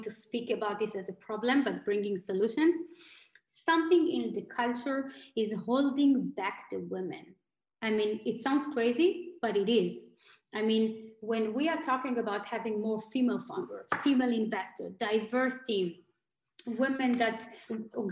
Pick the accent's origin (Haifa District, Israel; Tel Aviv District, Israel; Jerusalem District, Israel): Tel Aviv District, Israel; Tel Aviv; moved away as an adult; also born or lived in Germany / Asia / New York / Silicon Valley; now in Berlin, Germany; Originally, I'm from Tel Aviv. I live in Germany for 8 years.